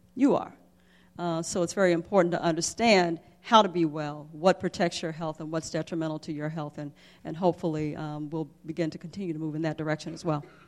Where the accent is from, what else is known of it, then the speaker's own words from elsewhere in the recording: Jackson, Mississippi, United States; I grew up in the South, I grew up in Jackson, Mississippi